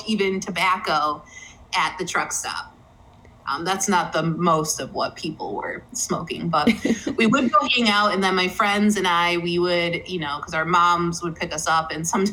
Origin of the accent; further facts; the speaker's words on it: Connecticut, United States; now in Chicago, United States; I grew up in Connecticut.